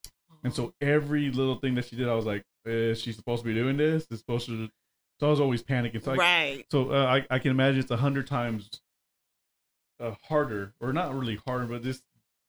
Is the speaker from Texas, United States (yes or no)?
yes; South Texas, United States; I grew up in South Texas.